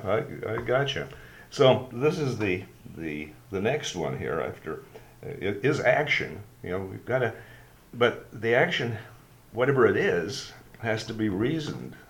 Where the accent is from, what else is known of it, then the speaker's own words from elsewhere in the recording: Sault Ste. Marie, Ontario, Canada; growing up in Sault Ste. Marie and growing up in Alec Muir Public School